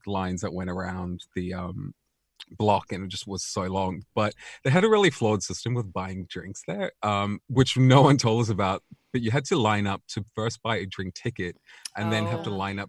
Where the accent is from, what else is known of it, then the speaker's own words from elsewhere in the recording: South Africa; I think like growing up in South Africa, generally everyone is quite religious there.